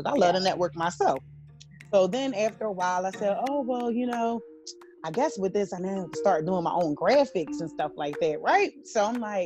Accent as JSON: {"language": "English", "town": "Philadelphia", "region": "Pennsylvania", "country": "United States", "said": "I'm a Philly girl. Okay. I'm from Philadelphia."}